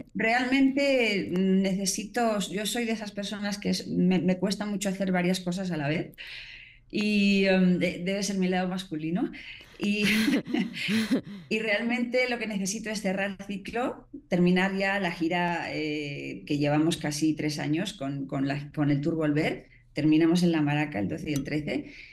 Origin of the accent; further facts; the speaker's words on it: Spain; now in Mexico; mi parte española, que también obviamente adoro mi tierra